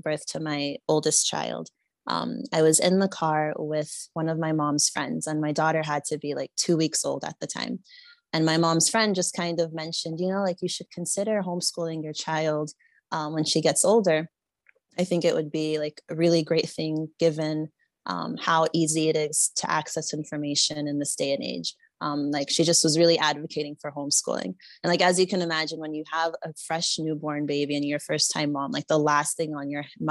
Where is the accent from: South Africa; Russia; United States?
United States; Florida; moved away as an adult; also born or lived in Nigeria; I was born and raised in the United States in the state of Florida